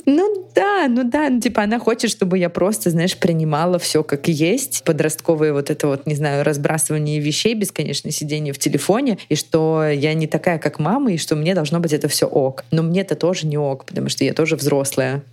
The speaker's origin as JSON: {"language": "Russian", "country": "Ukraine", "tie": "born or raised there", "said": "в моем родном городе в Украине"}